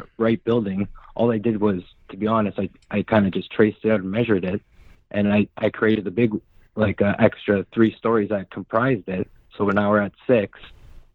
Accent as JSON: {"language": "English", "country": "Canada", "tie": "born or raised there", "said": "I was born in Canada, but my father is Hungarian, so European"}